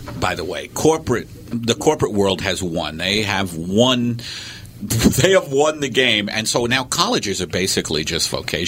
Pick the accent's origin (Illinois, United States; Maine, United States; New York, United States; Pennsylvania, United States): New York, United States; Staten Island; that's a big where I grew up in Staten Island.